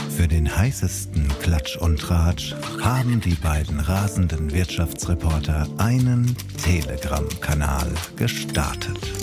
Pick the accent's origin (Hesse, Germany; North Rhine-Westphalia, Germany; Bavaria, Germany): Hesse, Germany; Schlüchtern; ich bin aufgewachsen in Schlüchtern